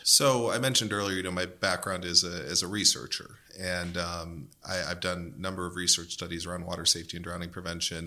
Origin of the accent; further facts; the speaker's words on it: Western Pennsylvania, United States; I'm from Western Pennsylvania